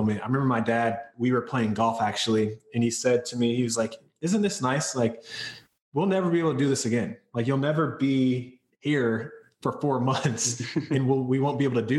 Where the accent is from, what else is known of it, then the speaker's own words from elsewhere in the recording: North Carolina, United States; now in California, United States; I'm from North Carolina and so is my wife, and our families are both there